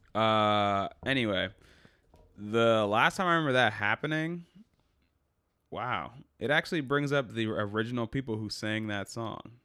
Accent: United States; I'm American

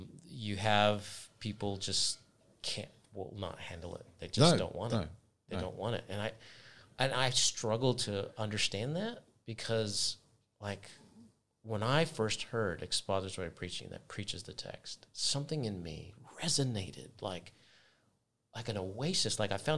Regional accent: United States; now in New Zealand; Whenever I've started somewhere new, even in New Zealand, like I'm coming from America, I had to adjust

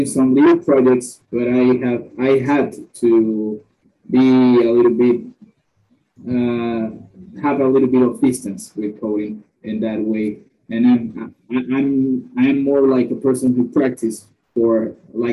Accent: Nicaragua; I'm from Nicaragua.

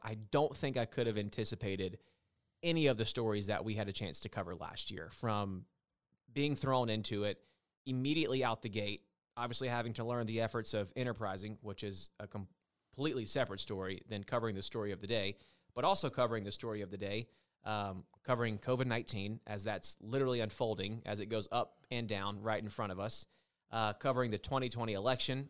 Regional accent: hometown served by the Macon Telegraph, Georgia, United States; In my hometown up the Telegraph was what we received

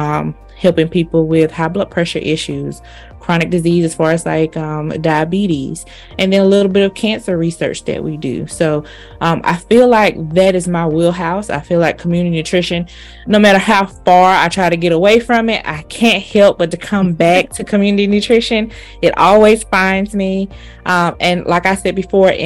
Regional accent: Selma, Alabama, United States; I am originally from Alabama, small town, Selma, Alabama.

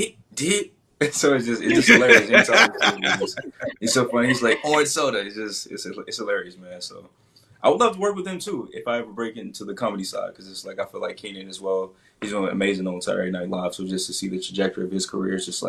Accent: Memphis, Tennessee, United States; also born or lived in Jackson, Mississippi; now in Atlanta, United States; I'm from Memphis, Memphis, Tennessee, home of barbecue.

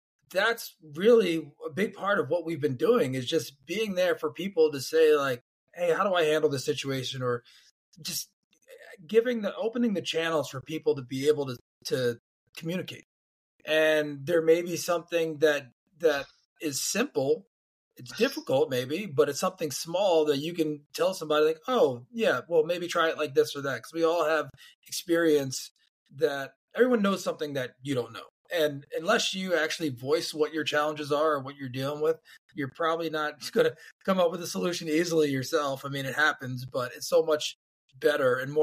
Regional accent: Philadelphia, Pennsylvania, United States; growing up in Philly and playing hoops and playing sports

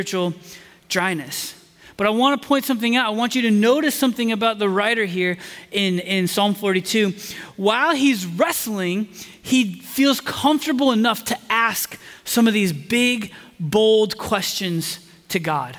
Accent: Indiana, United States; moved away as an adult; also born or lived in Chicago; now in Texas, United States; I grew up in Indiana in the days of Peyton Manning

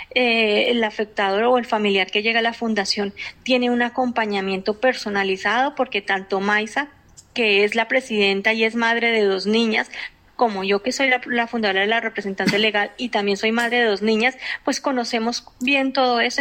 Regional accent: Colombia; moved away; also born or lived in Spain; yo soy colombiana

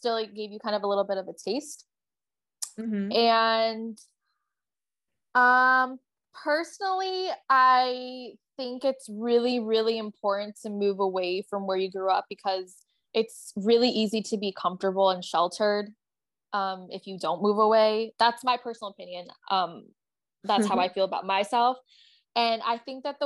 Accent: Buffalo, New York, United States; moved away as an adult; also born or lived in Albany, New York / Oneonta, New York / Chicago; now in Oahu, United States; Buffalo is my hometown, but like I obviously lived in the suburbs

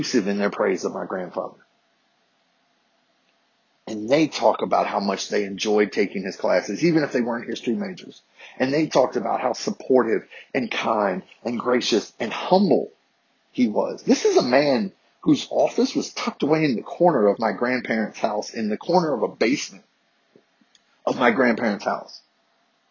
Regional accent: Harrisonburg, Virginia, United States; I grew up in Harrisonburg, Virginia

